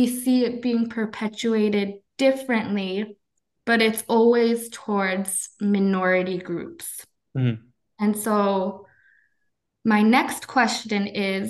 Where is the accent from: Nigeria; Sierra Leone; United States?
United States; as an American